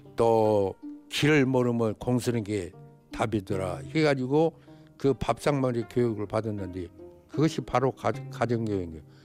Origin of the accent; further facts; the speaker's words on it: Buan, North Jeolla, South Korea; now in Jeonju, South Korea; 고향은 전라북도 부안 주산민이고요